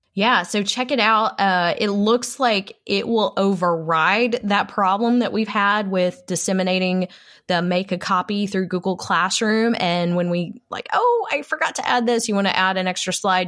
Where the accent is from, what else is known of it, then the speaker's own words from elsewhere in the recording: Texas, United States; I am a Texan, a proud Texan